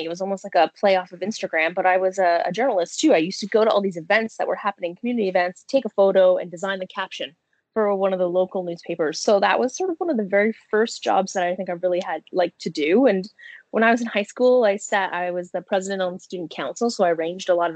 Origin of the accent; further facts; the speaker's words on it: Niagara, Ontario, Canada; also born or lived in Kitchener-Waterloo / Brampton / Smithville / St. Catharines; Well, I'm an Ontarian, so Canadian. I was born in Kitchener-Waterloo. My family ended up moving from Brampton to Bramley, but I spent most of my time in Niagara